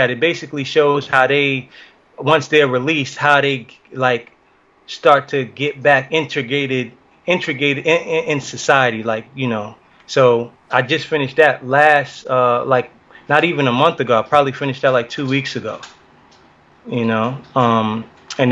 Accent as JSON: {"language": "English", "country": "United States", "tie": "born or raised there", "said": "my Jamaican roots and growing up in the States."}